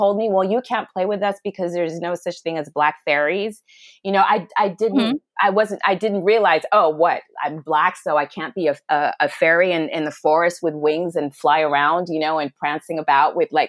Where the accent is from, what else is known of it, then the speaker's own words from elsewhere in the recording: Kenya; also born or lived in Ghana / Pakistan / Sudan / Switzerland; now in United States; So I am from Ghana, but I was born in Pakistan, and I grew up in Sudan, Switzerland, Ethiopia, and Kenya. I finished high school in Kenya